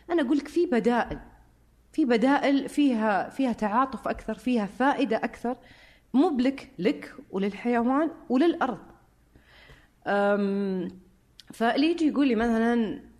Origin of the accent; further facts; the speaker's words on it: Syria; فانا سوري آه برجع لها